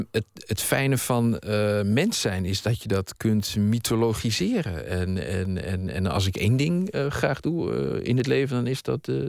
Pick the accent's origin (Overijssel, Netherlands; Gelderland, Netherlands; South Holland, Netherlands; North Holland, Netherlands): Gelderland, Netherlands; Hoenderloo; also born or lived in Haarlem; Ik, ik ben eh, geboren in Haarlem, maar ik ben daar echt alleen maar geboren. Mijn ouders die woonden toen in Nieuw-Vennep. En toen ik een half jaar was, hebben ze mij en mijn oudere broer verslept naar uh, eh, Hoenderlo